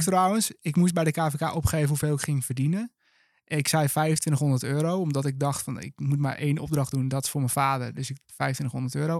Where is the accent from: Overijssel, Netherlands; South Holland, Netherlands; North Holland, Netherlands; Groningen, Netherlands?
North Holland, Netherlands; Langendijk; moved away as an adult; also born or lived in Enschede; now in Utrecht, Netherlands; geboren en getogen in Langendijk. vlak boven Alkmaar.